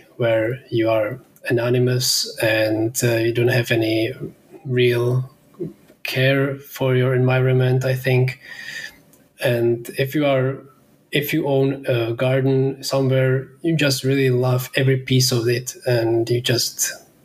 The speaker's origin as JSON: {"language": "English", "town": "Pilsen", "region": "Plzeň Region", "country": "Czechia", "tie": "born or raised there", "said": "I'm in Pilsen, my hometown in Czech Republic."}